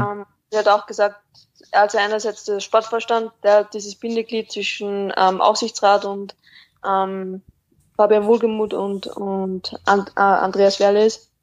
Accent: Austria; ich weiß nicht, ob man es ähm, groß oder stark raushört, aber ich komme aus Österreich

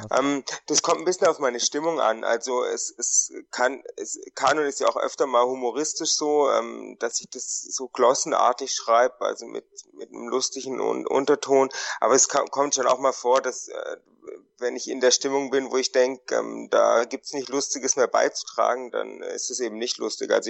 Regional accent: Konstanz, Baden-Württemberg, Germany; moved away; ich äh, komme ursprünglich aus Konstanz.

